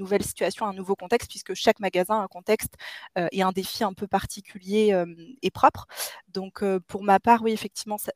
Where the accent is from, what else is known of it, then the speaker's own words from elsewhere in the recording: Grenoble, Auvergne-Rhône-Alpes, France; j'ai 28 ans, je suis originaire de la région grenobloise